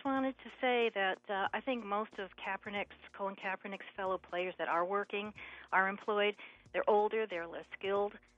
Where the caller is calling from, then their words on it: Westfield, United States; I'm calling from Westfield